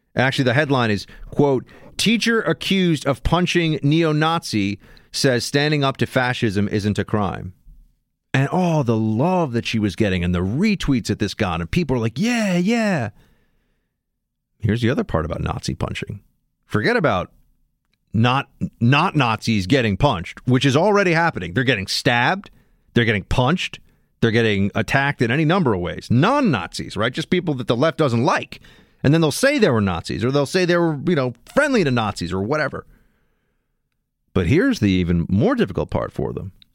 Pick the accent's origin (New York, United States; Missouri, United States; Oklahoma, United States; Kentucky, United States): New York, United States; New York City; somebody growing up in New York City